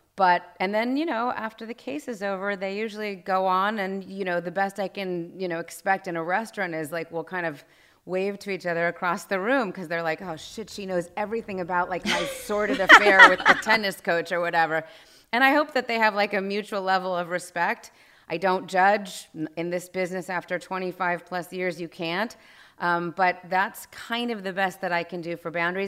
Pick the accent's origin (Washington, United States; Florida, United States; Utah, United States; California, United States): California, United States; Los Angeles; I grew up here in Los Angeles